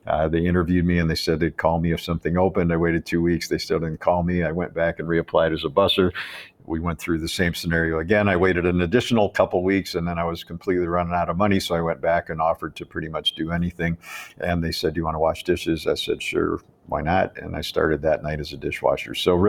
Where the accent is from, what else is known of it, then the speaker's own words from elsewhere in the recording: Chicago, Illinois, United States; I came from Chicago to Ann Arbor to go to school at the University of Michigan.